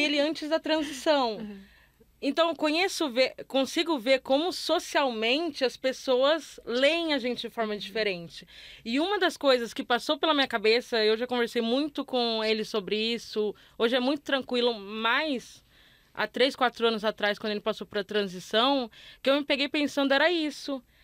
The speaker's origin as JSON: {"language": "Portuguese", "region": "Northeast Region", "country": "Brazil", "tie": "born or raised there", "also_born_or_lived": "Rio de Janeiro", "moved": "as an adult", "said": "sou nordestina, mas eu cresci numa cidade de interior"}